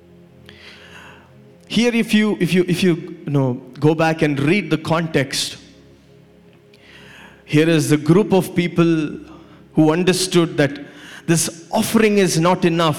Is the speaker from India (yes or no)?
yes; India; Growing up in India